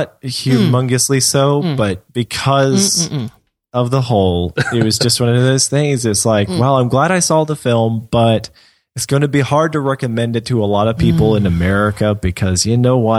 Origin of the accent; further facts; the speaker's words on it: United States; I can better relate to them as an American